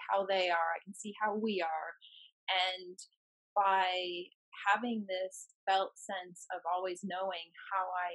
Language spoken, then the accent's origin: English; the Midwest of the US, United States; moved away; my hometown, which is in the Midwest of the US